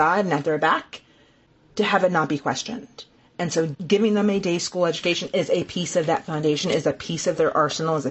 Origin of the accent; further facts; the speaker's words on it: South Carolina, United States; I am from the South. I am born and raised in South Carolina